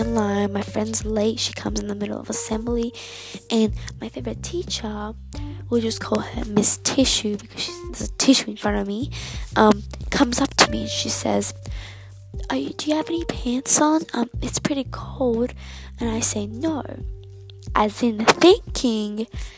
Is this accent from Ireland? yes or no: no; Australia; I'm Australian. I live in Australia